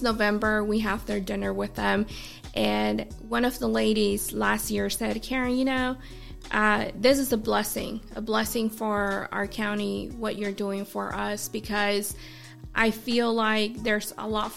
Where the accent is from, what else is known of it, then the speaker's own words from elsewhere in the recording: California, United States; now in South Carolina, United States; I'm from California.